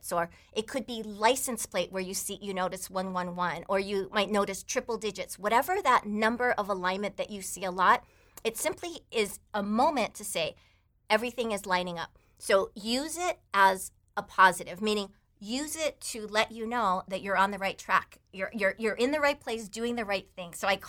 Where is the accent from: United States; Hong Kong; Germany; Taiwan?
Taiwan; English is a second language; but I grew up in Taiwan with a bunch of Chinese relatives, so I was mostly just this Chinese kid that went to American school. But I spoke Chinese most of my growing up years.